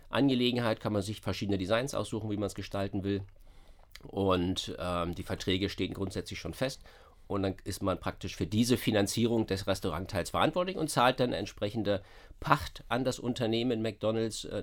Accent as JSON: {"language": "German", "region": "Berlin", "country": "Germany", "said": "das kennt man halt als Berliner nicht so."}